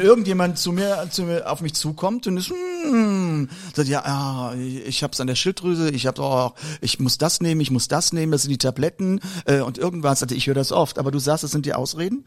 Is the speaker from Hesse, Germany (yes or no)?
no; Mörz, Rhineland-Palatinate, Germany; born or raised there; moved away